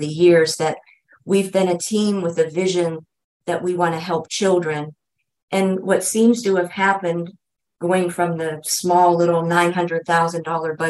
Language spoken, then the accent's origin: English; Erie, Pennsylvania, United States; moved away; I had been away from Erie for 35 years. So being able to come back to my hometown